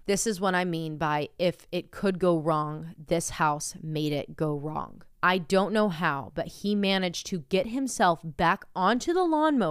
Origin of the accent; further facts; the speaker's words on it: Tennessee, United States; I'm also from Tennessee, about 3 hours from you.